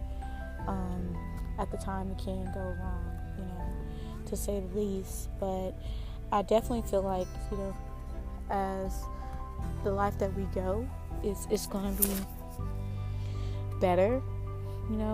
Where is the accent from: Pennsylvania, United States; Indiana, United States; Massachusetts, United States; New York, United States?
Indiana, United States; moved away; my hometown, Indiana